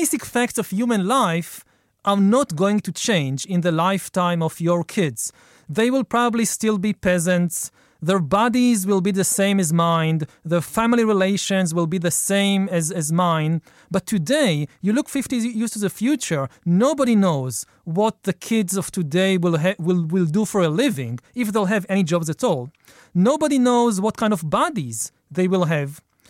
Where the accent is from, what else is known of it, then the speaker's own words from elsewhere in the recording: Israel; Israel, yeah.